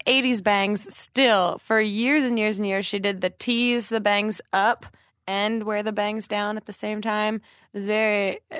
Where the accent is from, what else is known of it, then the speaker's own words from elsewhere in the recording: New Jersey, United States; But yeah, I'm from New Jersey and then went to college in North Jersey and then moved to Brooklyn right after with Michelle.